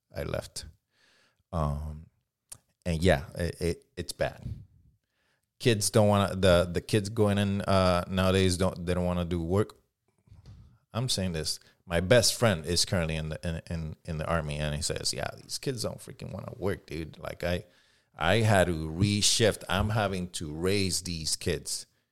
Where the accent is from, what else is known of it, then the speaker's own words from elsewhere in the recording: Puerto Rico; accent: Puerto Rican; English is a second language; now in Southern California, United States; when I came over, my, my Puerto Rican accent was fucking heavy